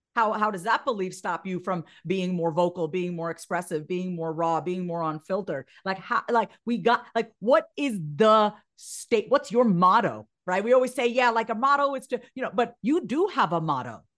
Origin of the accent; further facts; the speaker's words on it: Long Island, New York, United States; I grew up on Long Island. I'm a first generation Indian immigrant.